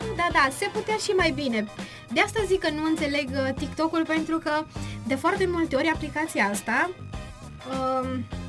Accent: Târnăveni, Mureș County, Romania; vin din Târnăveni și sunt elevă a Școlii Populare de Artă din Târgu Mureș și astăzi, din inima Ardealului

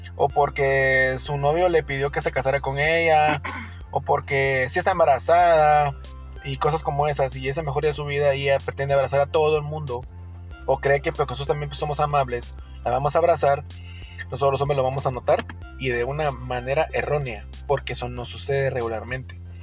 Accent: Guatemala; yo, ciudadano guatemalteco

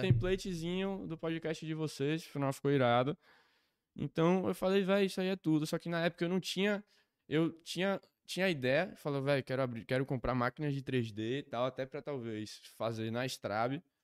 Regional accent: Recife, Pernambuco, Brazil; eu sou de Recife

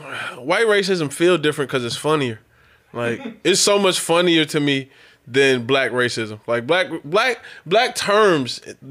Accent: Rochester, New York, United States; moved away; I'm originally from Rochester, New York. That's a hop, skip, and a jump from Buffalo. So I was raised a Buffalo Bills fan.

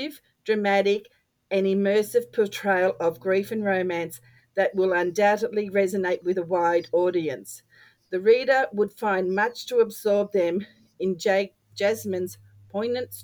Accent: Australia

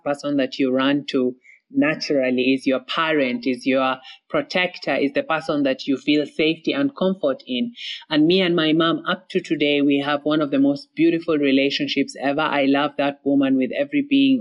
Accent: Kenya; moved away as an adult; also born or lived in Somalia / Malta; now in Berlin, Germany; I'm originally from Somalia. I grew up in Kenya.

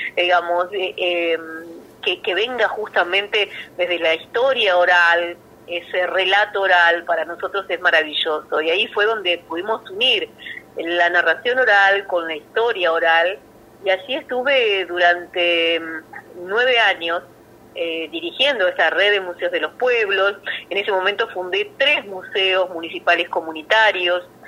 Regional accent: Hinojo, Buenos Aires Province, Argentina; es mi pueblo natal.

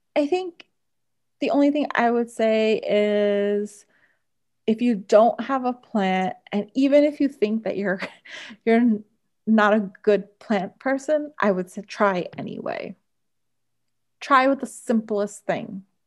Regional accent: Bayonne, New Jersey, United States; we grew up in Bayonne

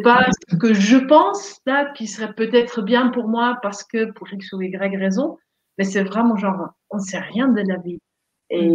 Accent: Netherlands; French is a second language; moved away as an adult; also born or lived in Montpellier, France; now in France; je viens des Pays-Bas, donc bien, euh, bien au nord, genre 1200 km au nord d'ici

